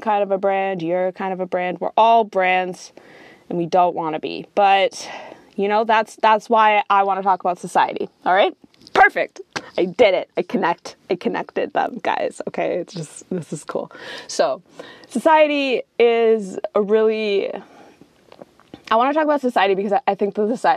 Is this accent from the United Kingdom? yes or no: no; Canada; I'm coming from Canada